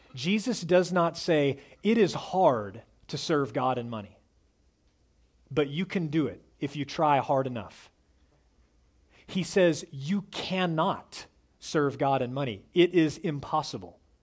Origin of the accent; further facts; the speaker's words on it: Dallas, Texas, United States; I was raised in North Dallas, in one of the wealthiest parts of North Dallas.